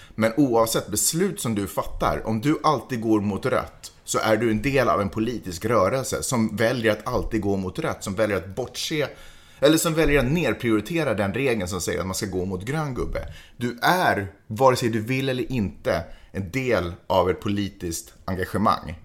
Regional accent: Sweden; som svensk, som ändå är född och uppvuxen eller åtminstone har levt de senaste decennierna

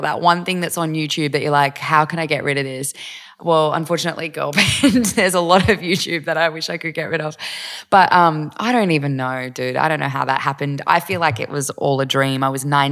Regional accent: Eureka, New South Wales, Australia; moved away as an adult; also born or lived in Gold Coast / Vanuatu / United States; spent the first few years in Vanuatu, and then I grew up out in Eureka

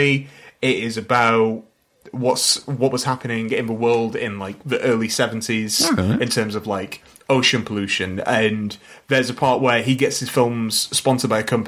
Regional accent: United Kingdom; I am a British man

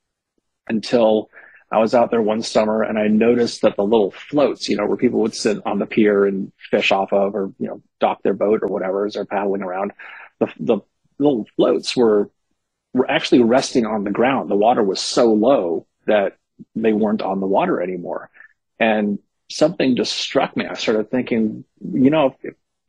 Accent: Berkeley, California, United States; I grew up in Berkeley in the 70s and 80s.

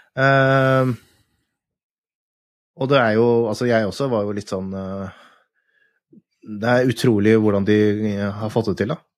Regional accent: Norway; det er tøft, det, å komme som nordmann ned i nede i Genève

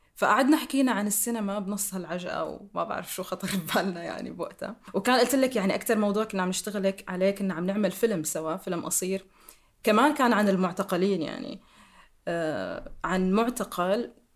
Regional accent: Damascus, Damascus Governorate, Syria; سوريا هي البلد اللي عشت فيه واللي ربيت فيه واللي درست

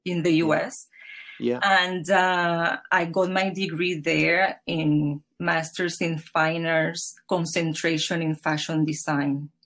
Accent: Puerto Rico; now in New York, United States; Home is Puerto Rico. It is in the Caribbean

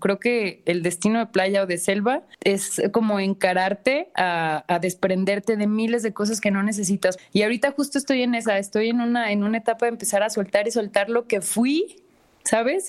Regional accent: Guadalajara, Jalisco, Mexico; moved away; also born or lived in Mexico City; Yo soy de Guadalajara.

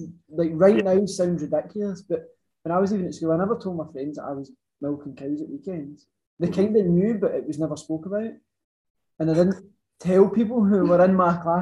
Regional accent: Ayrshire, Scotland, United Kingdom; I'm from Ayrshire originally. Always stayed in Ayrshire

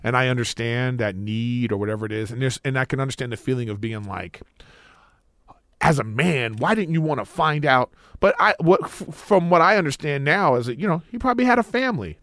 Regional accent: Los Angeles, California, United States; I grew up in L A.

